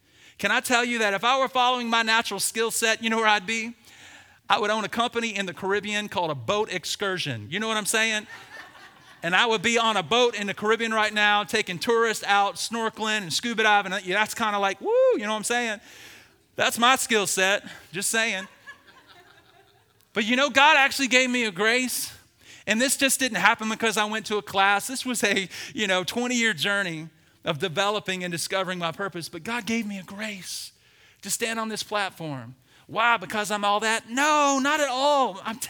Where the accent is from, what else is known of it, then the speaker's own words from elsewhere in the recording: the South, United States; I say sang, not sing, because I'm from the South.